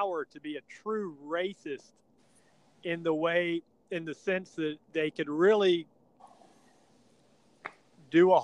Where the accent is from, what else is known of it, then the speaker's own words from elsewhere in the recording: Stone Mountain, Georgia, United States; When I was a kid growing up in Stone Mountain